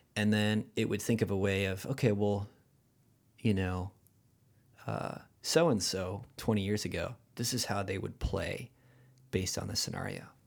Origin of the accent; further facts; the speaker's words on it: Huntington Beach, California, United States; accent: rad accent; Hometown is Huntington Beach